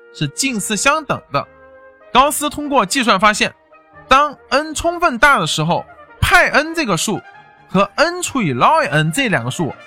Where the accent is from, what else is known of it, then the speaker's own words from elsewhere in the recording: China; 我们中国人目前是在那个猜想里面最后的那个也就只差一步就得到哥德巴猜想